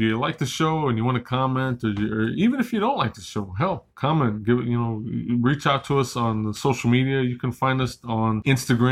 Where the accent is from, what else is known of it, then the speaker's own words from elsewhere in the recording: Chicago, Illinois, United States; we're from Chicago